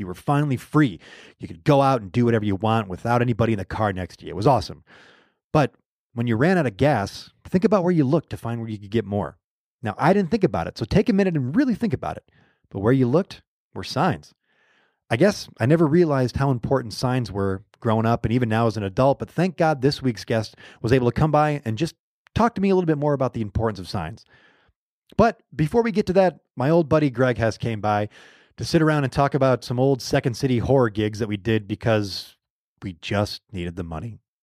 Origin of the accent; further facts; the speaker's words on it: Allen Park, Michigan, United States; moved away; I'm back in my hometown, Allen Park.